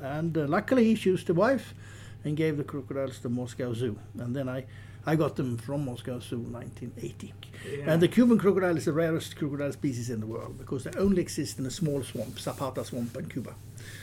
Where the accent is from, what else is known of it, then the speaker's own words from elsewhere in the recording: Sweden; As most Swedish people